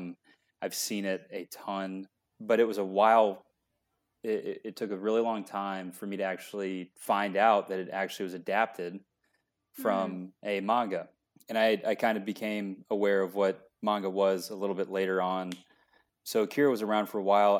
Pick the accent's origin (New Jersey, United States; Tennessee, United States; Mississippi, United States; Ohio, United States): Tennessee, United States; Franklin; also born or lived in Nashville; I grew up in Franklin, a town right outside, but we moved to Nashville for high school